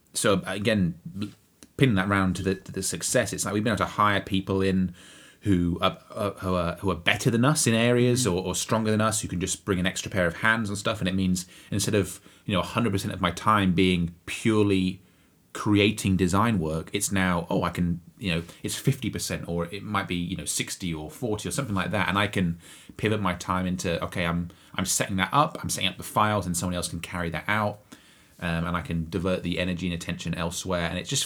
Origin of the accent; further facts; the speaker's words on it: Bury St Edmunds, East of England, United Kingdom; moved away; I'm going to my hometown of Bury St Edmunds in Suffolk, England.